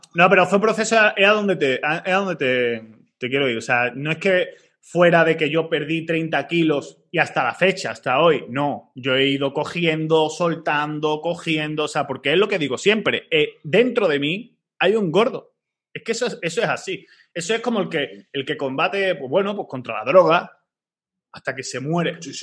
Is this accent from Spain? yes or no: yes; Málaga, Andalusia, Spain; yo soy de Málaga